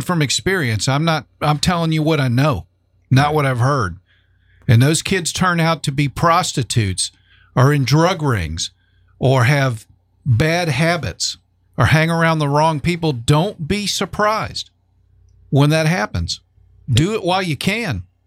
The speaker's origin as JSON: {"language": "English", "region": "South Florida", "country": "United States", "tie": "born or raised there", "also_born_or_lived": "New Jersey", "said": "I was born and raised in South Florida, then moved to North Florida"}